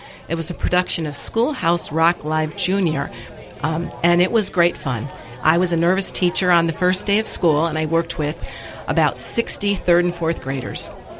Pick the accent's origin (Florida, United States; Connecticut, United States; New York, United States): Connecticut, United States; Naugatuck; It all started with a little theater in my hometown of Naugatuck, Connecticut.